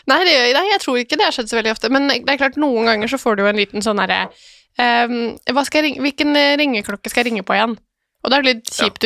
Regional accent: Lillehammer, Innlandet, Norway; Jeg er fra Lillehammer

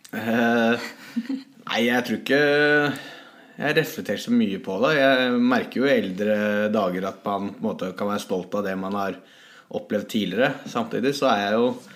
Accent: Hamar, Innlandet, Norway; moved away as an adult; also born or lived in St. Petersburg, Russia; her hjemme på Hamar

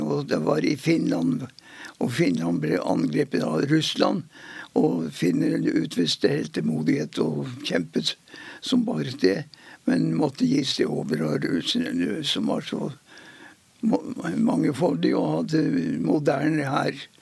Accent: Mosjøen, Nordland, Norway; Jeg er født i Mosjøen i 1928

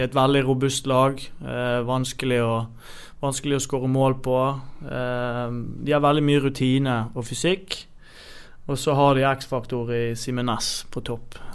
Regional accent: Bergen, Vestland, Norway; jeg er ekte bergenser. Har spilt i buekorps og kommer fra Høyden

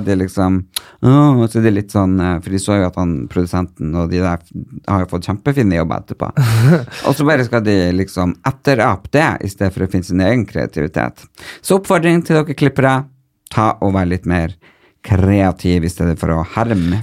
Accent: Northern Norway, Norway; moved away; also born or lived in Porsgrunn; Nå er det jo så mange år siden jeg flytta fra Nord-Norge, så det er veldig godt å komme opp dit og, og kjenne liksom litt på hvor man egentlig er ifra, fordi man øh, Uansett hvor lenge jeg blir bo her, så blir jeg nordnorsk

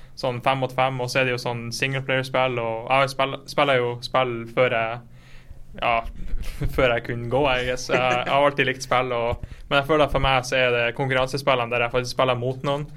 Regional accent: Fauske, Nordland, Norway; now in Berlin, Germany; jeg kommer fra Fauske, liten by i Nordland på siden av Bodø.

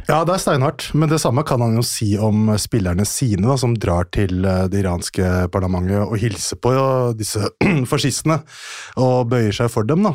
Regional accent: Norway; also born or lived in Iran (ancestry); Jeg er en norsk journalist med iransk avstamning

